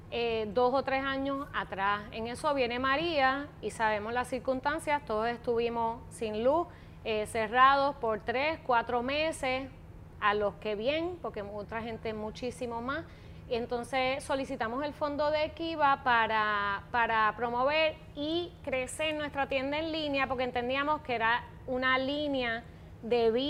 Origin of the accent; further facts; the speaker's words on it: Puerto Rico; como puertorriqueña para aportar algo a mi país. O sea, donde mi país todavía había industria que yo pudiese incentarme como diseñadora en ella.